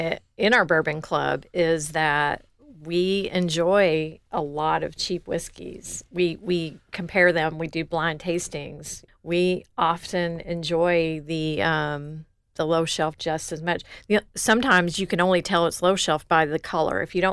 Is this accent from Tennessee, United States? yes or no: no; Louisville, Kentucky, United States; now in Columbus, United States; And so I'm from Louisville, mm-hmm. Kentucky.